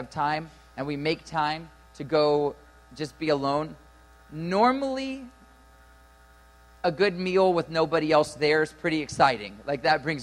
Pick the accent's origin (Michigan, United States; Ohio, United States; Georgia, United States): Ohio, United States; I'm from Ohio